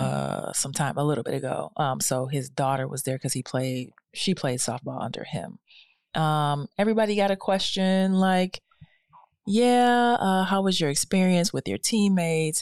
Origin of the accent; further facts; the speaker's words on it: Detroit, Michigan, United States; moved away; Detroit, my hometown.